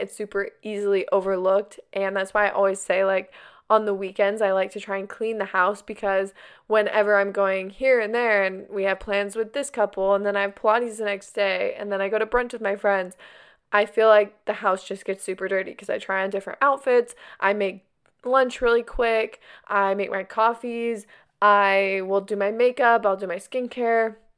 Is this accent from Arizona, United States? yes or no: yes; Arizona, United States; now in California, United States; I grew up in Arizona, but now we live in California